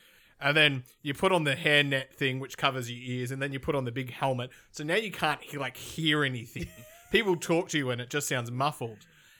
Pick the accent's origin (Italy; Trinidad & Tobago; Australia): Australia; See, being Australian, we turn up and start drinking.